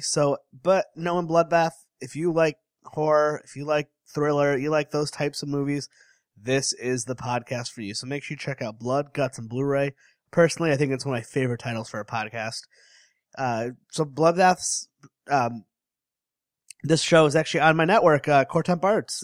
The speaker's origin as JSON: {"language": "English", "region": "Connecticut", "country": "United States", "said": "I'm from Connecticut"}